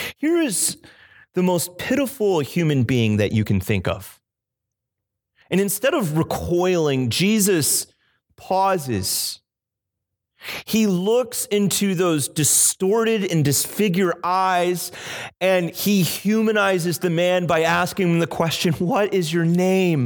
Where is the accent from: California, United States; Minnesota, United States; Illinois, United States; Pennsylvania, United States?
Illinois, United States; now in Cape Cod, United States; I grew up in the Midwest in Illinois